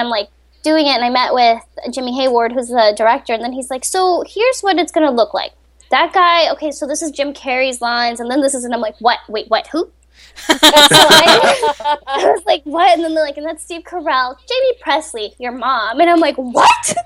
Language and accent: English; Colombia; moved away; also born or lived in Rochester, Minnesota, United States / Florida, United States; I grew up in Colombia, South America, and my mom got a job. Her job brought her to Minnesota. I grew up. Half my life, I spent it in Rochester